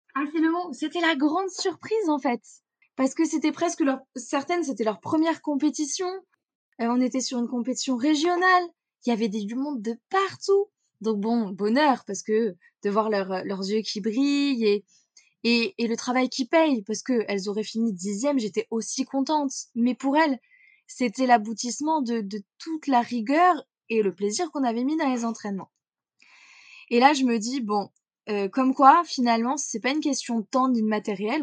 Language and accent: French; Corrèze, Nouvelle-Aquitaine, France; Je suis née en Corrèze, petit euh, petit département à peu près vers le centre de la France. J'y ai grandi